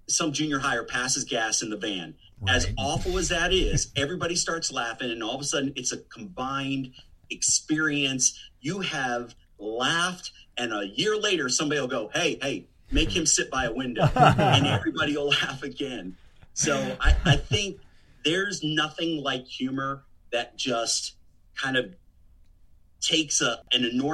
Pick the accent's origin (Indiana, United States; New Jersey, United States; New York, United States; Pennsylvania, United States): Pennsylvania, United States; also born or lived in Delaware; I grew up in the Northeast and in Pennsylvania